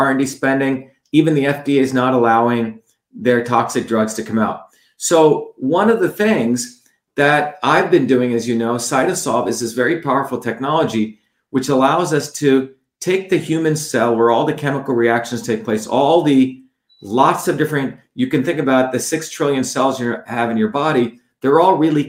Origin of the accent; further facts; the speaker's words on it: India; moved away; growing up in India